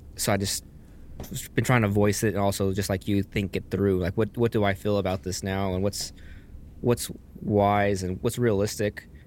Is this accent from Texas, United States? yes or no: yes; Texas, United States; also born or lived in Las Vegas, Nevada; now in Alaska, United States; I'm from Texas